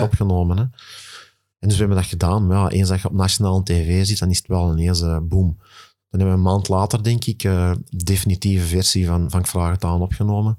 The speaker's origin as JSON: {"language": "Dutch", "town": "Kalmthout", "region": "Flanders", "country": "Belgium", "said": "Ik ben afkomstig van Nieuwmoer, Kalmthout"}